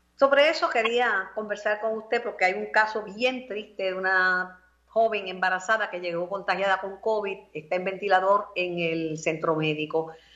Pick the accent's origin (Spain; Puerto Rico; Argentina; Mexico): Puerto Rico; Mayagüez; mi pueblo natal, de mi amado Mayagüez, Sultana del Oeste.